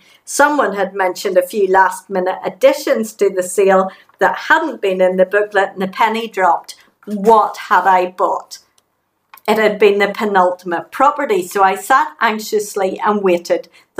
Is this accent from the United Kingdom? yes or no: yes; England, United Kingdom; now in Glasgow, United Kingdom; I'm English, she's Canadian.